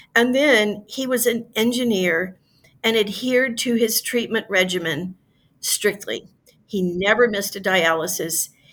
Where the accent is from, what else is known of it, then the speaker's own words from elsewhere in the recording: Louisiana, United States; my home state of Louisiana, which is fairly rural